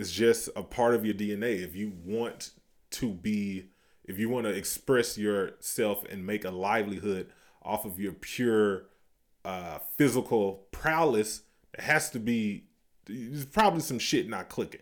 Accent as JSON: {"language": "English", "region": "the South", "country": "United States", "said": "We are from the South"}